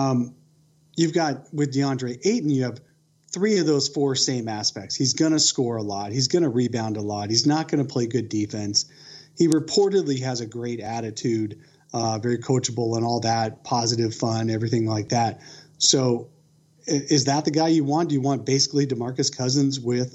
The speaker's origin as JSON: {"language": "English", "region": "Pennsylvania", "country": "United States", "tie": "born or raised there", "moved": "yes", "lives_now": "Arizona, United States", "said": "I grew up in Pennsylvania"}